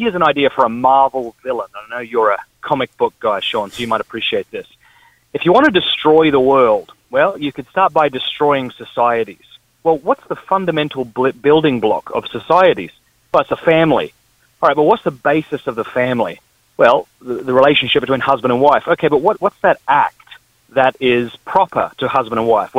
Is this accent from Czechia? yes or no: no; Australia; moved away; I'm from the Deep South, that is Australia